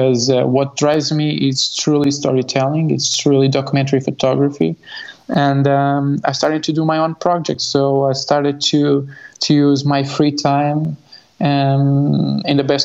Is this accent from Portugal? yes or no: yes; Lisbon, Portugal; So I was born in Lisbon, in Portugal. I studied in Lisbon Center, but I lived in the suburbs